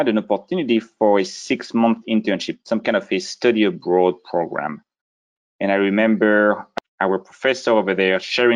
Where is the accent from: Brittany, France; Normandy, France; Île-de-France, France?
Brittany, France; moved away; I grew up a small town in the northwest region of France called Brittany